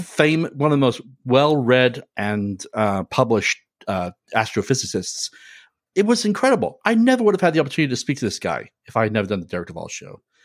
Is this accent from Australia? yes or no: no; United Kingdom; now in United States; growing up in Great Britain and then when I moved to America